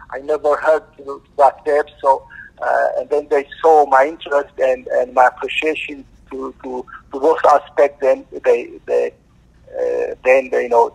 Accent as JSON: {"language": "English", "country": "Ethiopia", "moved": "as an adult", "lives_now": "United States", "said": "Originally, I'm from Ethiopia. 20 years ago, I came to America in pursuit of a better life"}